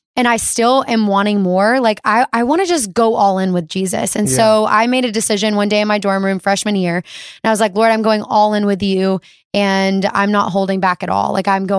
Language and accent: English; Alabama, United States; I'm from Alabama, so we didn't have like a good airport.